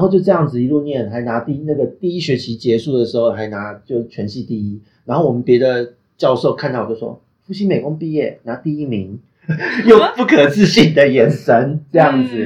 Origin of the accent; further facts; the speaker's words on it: Taipei, Taiwan; also born or lived in Penghu; 因为我的老家在善老寺一带